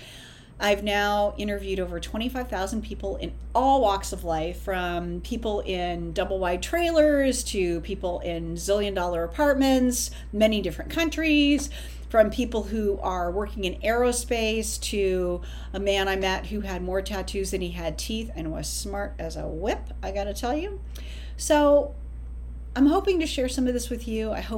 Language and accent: English; outside of the San Francisco Bay Area, Northern California, United States; now in New York, United States; I'm originally from Northern California, outside of the San Francisco Bay Area, and now I live in New York